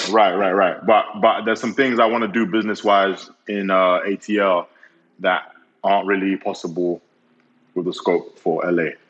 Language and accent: English; Nigeria; also born or lived in four different countries; I'm Nigerian, but I don't think I've I had a typical Nigerian upbringing